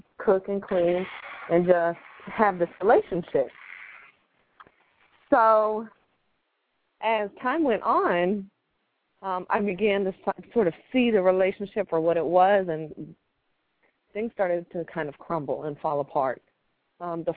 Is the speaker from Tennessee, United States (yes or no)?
no; New Jersey, United States; now in Charlotte, United States; I grew up in New Jersey. As country as I am, I know that's kind of hard to believe